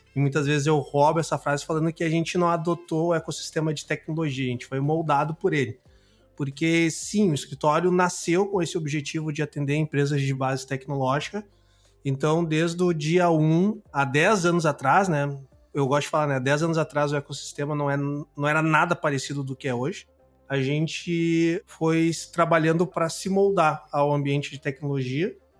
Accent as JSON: {"language": "Portuguese", "region": "Mato Grosso do Sul", "country": "Brazil", "moved": "yes", "lives_now": "Porto Alegre, Brazil", "said": "sou sul-mato-grossense, moro no Rio Grande do Sul, moro em Porto Alegre há muitos anos"}